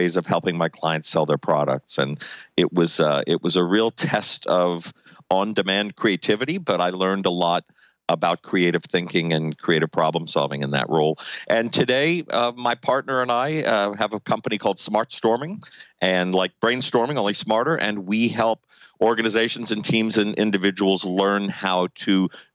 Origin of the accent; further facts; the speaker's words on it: New Orleans, Louisiana, United States; moved away as an adult; also born or lived in New York City; I have a master's degree in voice from Tulane and in New Orleans, my hometown